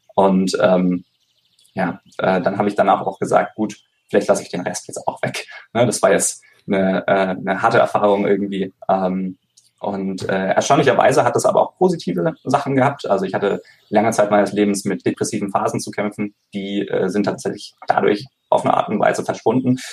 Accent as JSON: {"language": "German", "town": "Konstanz", "region": "Baden-Württemberg", "country": "Germany", "said": "ich komme ursprünglich aus Konstanz am Bodensee"}